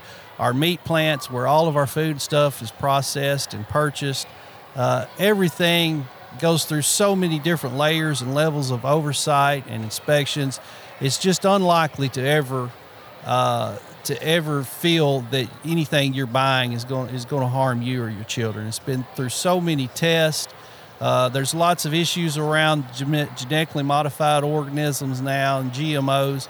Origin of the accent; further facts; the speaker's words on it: Obion County, Tennessee, United States; I was raised right here in Obion County